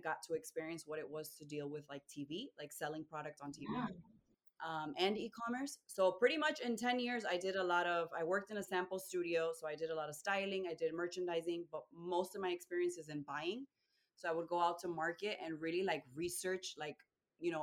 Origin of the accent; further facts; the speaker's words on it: Rhode Island, United States; I was born and raised in Rhode Island. My parents are Dominican